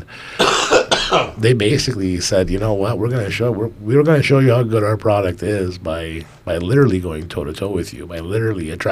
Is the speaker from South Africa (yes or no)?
no; Canada; Being a Canadian citizen